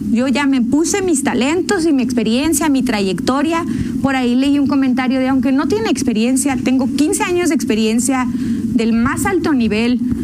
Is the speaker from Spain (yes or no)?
no; León, Guanajuato, Mexico; yo como leonesa